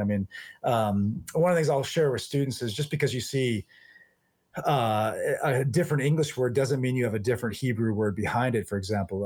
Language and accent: English; Ohio, United States; moved away as an adult; now in Atchison, Kansas, United States; I, I grew up in Ohio